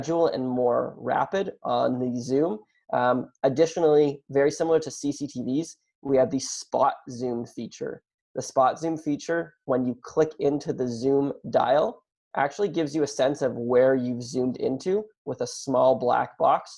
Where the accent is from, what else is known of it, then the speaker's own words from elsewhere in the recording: Canada; I am Canadian